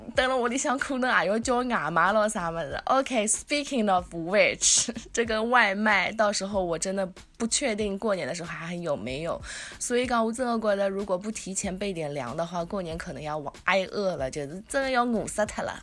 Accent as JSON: {"language": "Chinese", "region": "Shanghai", "country": "China", "said": "像上海人，我觉得吃外婆、外公就 especially 外婆做的饭，因为从小在是外婆带大的嘛"}